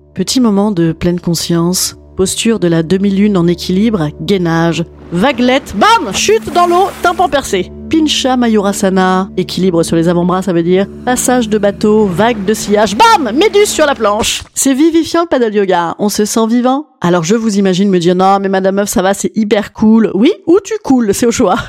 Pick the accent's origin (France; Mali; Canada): France; Paris, Île-de-France; je suis parisienne